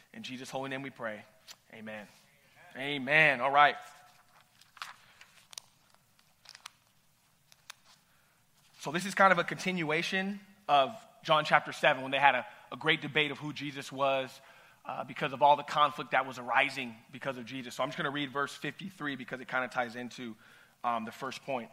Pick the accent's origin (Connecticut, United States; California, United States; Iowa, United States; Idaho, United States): California, United States; Ventura County; I'm from Ventura County